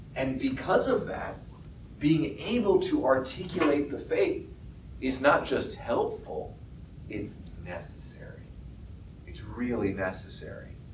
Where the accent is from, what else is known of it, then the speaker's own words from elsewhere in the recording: Topeka, Kansas, United States; I grew up in Topeka and I went to Catholic schools